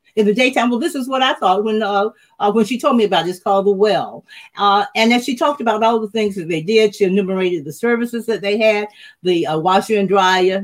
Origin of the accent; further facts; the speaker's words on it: Macon, Georgia, United States; I was from Macon, Georgia.